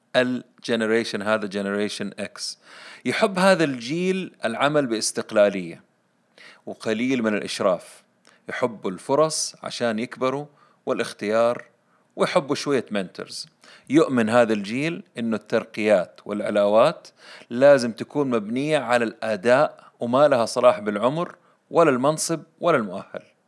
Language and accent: Arabic; Saudi Arabia; عندنا في السعودية